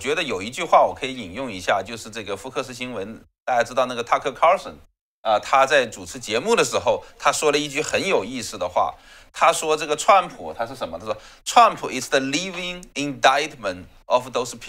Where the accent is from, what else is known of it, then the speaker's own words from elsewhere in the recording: China; 我们中国人讲这个“窃国者侯，窃钩者诛”，对不对？